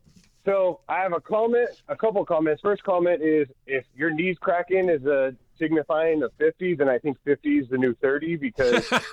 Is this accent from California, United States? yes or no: yes; California, United States; No, I'm a Niner fan. I grew up in the Bay Area.